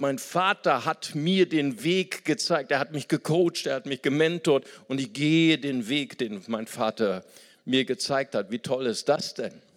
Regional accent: Germany

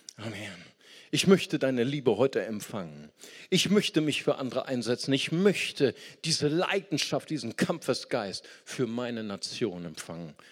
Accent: Germany; Ich bin Deutscher

